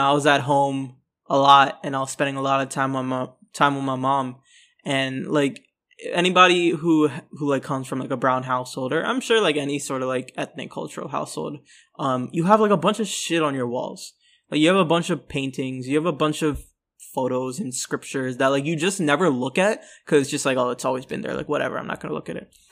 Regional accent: Orlando, Florida, United States; also born or lived in New York City; I'm from Florida. Um, so, yeah, I'm, I'm, uh, you know, to my knowledge, I'm the first Bengali man from Florida

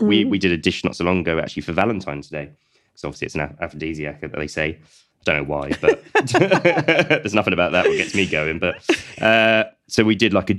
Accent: Colchester, East of England, United Kingdom; I'm from Colchester

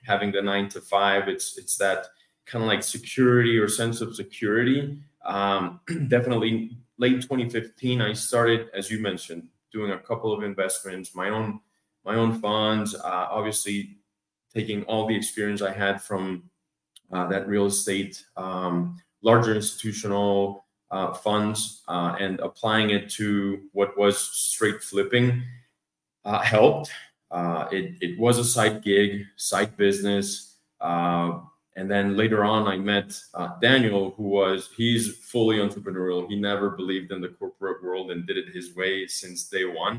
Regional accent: Colombia; moved away as an adult; also born or lived in Atlanta, Georgia, United States; now in United States; So obviously born and raised in Colombia, got a chance to study in the States, but then started my career in Colombia again.

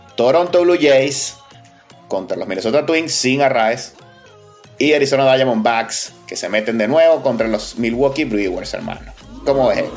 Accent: Venezuela; como venezolano

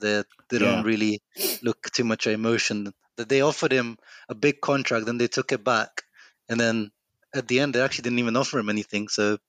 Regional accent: Modena, Emilia-Romagna, Italy; moved away; I grew up in Italy.

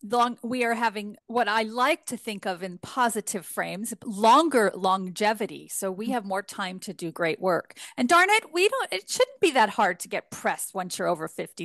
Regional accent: Northern California, United States; accent: northern California; as a Californian

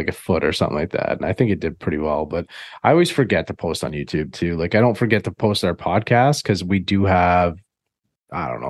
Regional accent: Canada; I'm Canadian

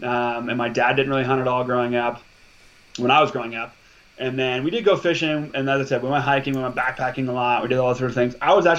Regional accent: Montana, United States; also born or lived in Alaska; I was born in Alaska and I moved to Montana when I was 4.

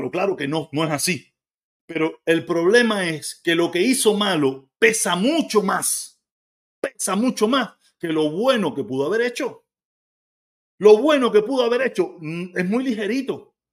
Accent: Cuba; Y yo digo, claro

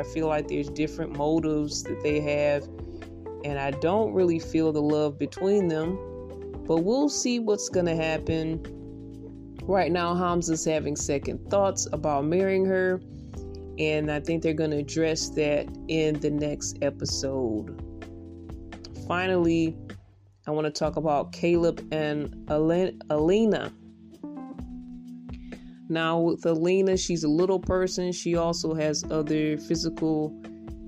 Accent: Detroit, Michigan, United States; I'm from Michigan as well, Detroit

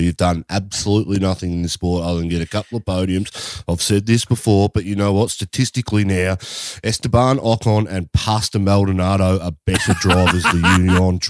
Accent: Australia; we're Australian

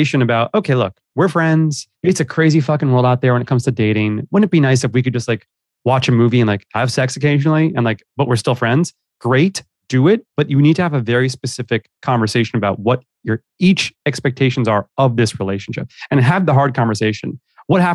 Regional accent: New York City, New York, United States; moved away as an adult; also born or lived in Los Angeles; Born and raised in New York

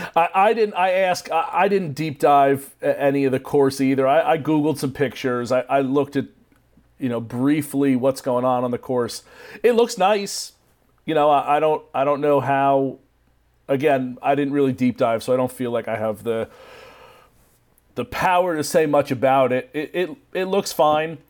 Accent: United States; I'm American

